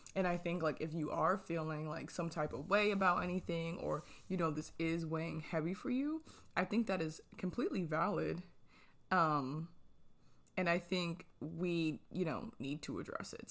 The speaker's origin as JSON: {"language": "English", "region": "New Jersey", "country": "United States", "moved": "yes", "said": "I am originally from New Jersey"}